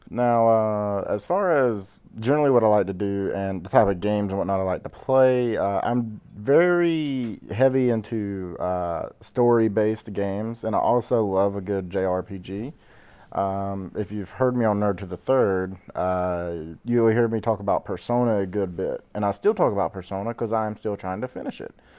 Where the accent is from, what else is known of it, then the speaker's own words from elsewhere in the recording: Georgia, United States; I'm from the deep, dirty south of Georgia